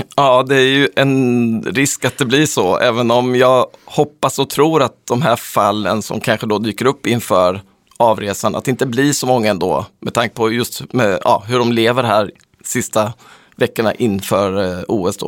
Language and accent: Swedish; Sweden; som svensk